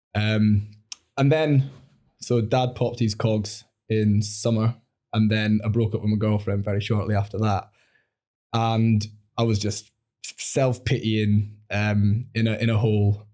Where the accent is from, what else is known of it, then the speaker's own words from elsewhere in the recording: Langholm, Scotland, United Kingdom; moved away; also born or lived in England / Newcastle; I was brought up in the Borders